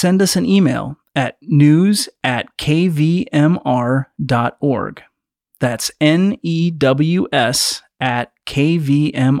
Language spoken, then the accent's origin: English; Central Valley of California, United States; I grew up in the Central Valley of California